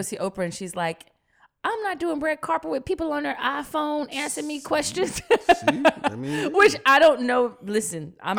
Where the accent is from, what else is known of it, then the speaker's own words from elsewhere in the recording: New York, United States; accent: New York; like, so, explain, and my New York accent came out.